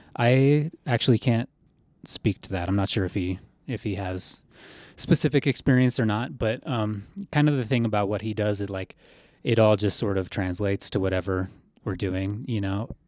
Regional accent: Colorado, United States; I grew up in Colorado

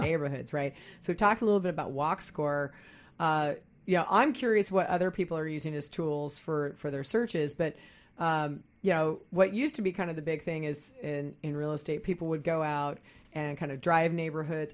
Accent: Midwest, United States; now in Seattle area, United States; I grew up in the Midwest. I moved here in nineteen eighty-nine

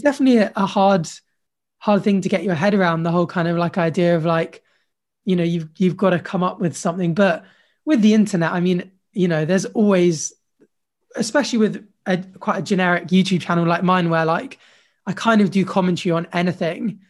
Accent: Jersey; I grew up in Jersey actually

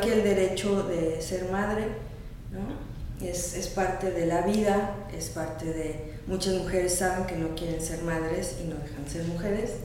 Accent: Mexico City, Mexico; moved away as an adult; now in Mérida, Mexico; yo soy de la Ciudad de México y de Ciudad de México me vine a vivir a Mérida el año pasado

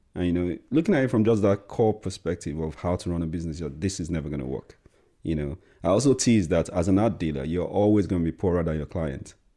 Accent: Nigeria; now in United Kingdom; being a person of color or being Nigerian

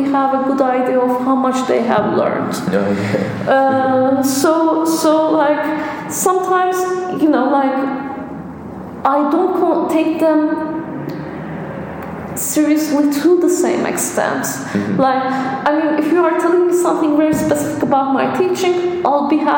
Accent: Istanbul, Turkey; moved away; I'm from Istanbul

